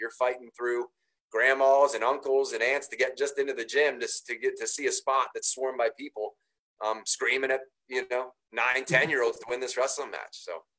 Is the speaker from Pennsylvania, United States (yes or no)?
yes; State College, Pennsylvania, United States; moved away as an adult; now in Pittsburgh, United States; I grew up in State College, so great wrestling area.